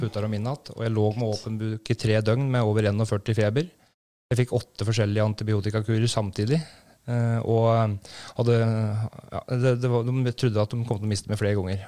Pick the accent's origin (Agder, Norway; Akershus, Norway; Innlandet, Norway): Innlandet, Norway; Brumunddal; Jeg er født og oppvokst i Brumunddal.